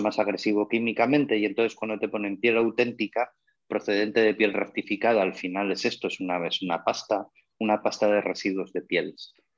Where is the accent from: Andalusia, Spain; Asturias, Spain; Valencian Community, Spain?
Asturias, Spain; soy asturiano